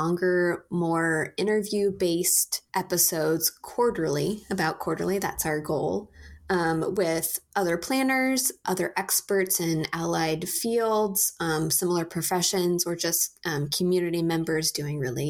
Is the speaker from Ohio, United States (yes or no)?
no; Portland, Oregon, United States; I am born and raised in Portland, Oregon